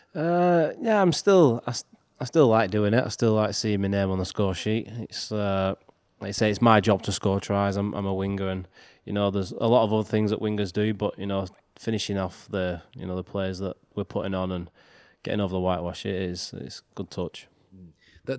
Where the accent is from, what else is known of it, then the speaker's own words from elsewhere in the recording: Wigan, North West England, United Kingdom; making the debut for my hometown